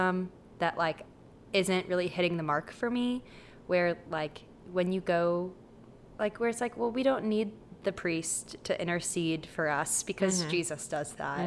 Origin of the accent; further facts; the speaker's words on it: Midwest, United States; now in North Carolina, United States; I grew up in the Midwest